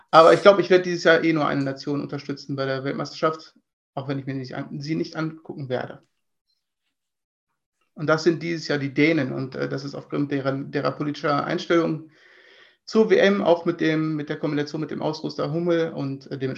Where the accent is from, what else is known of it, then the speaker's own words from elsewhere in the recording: Germany; born there; accent: German; Ich bin aber hier geboren, wie man hört, in meinem äh, reinen, freien deutschen Akzent.